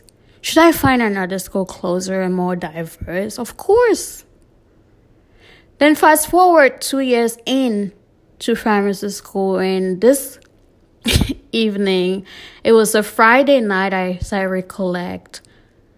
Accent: South West Region, Cameroon; moved away as an adult; also born or lived in Delaware, United States; now in Arkansas, United States; I was born and raised in Cameroon until 18 before I immigrated to the US. Back home in Boya, Limbe, and just Cameroon in general

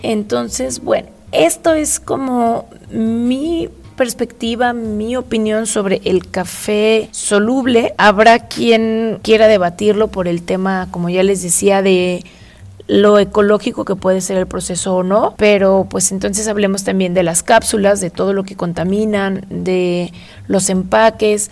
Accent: Guadalajara, Jalisco, Mexico; los que somos de acá de Guadalajara

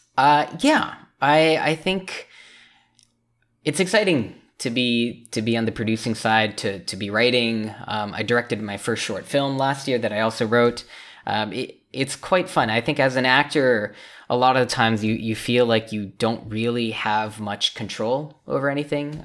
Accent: Richmond, British Columbia, Canada; moved away as an adult; also born or lived in China / Los Angeles, United States; for Vancouver, for Richmond specifically, uh, which is where I'm

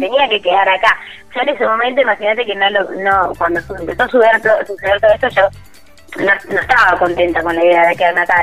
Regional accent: Argentina; mi país

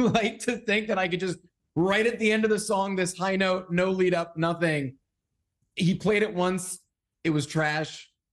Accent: Massachusetts, United States; I grew up in Massachusetts.

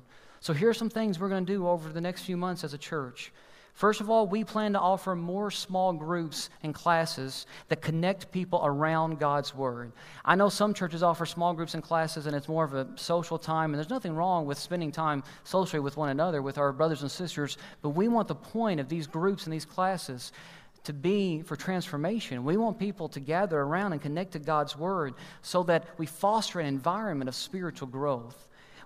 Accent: Kentucky, United States; we're from Kentucky

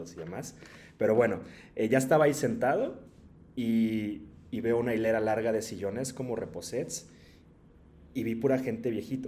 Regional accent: Mexico; also born or lived in Morelia / Mexico City; como mexicano no pensamos mucho en la salud

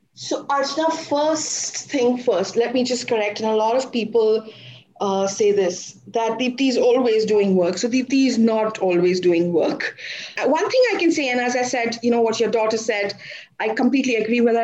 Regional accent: India; also born or lived in Dubai; back to India after spending two years in another part of the world

